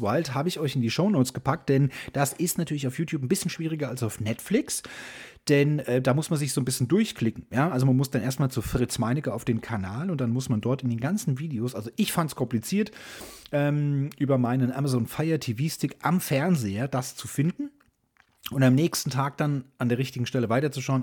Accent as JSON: {"language": "German", "country": "Germany", "said": "als Deutsche"}